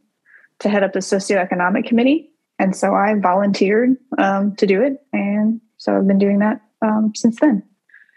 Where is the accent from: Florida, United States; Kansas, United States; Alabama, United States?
Alabama, United States; Centreville; moved away as an adult; also born or lived in Baltimore; I grew up in a little town called Centerville in Alabama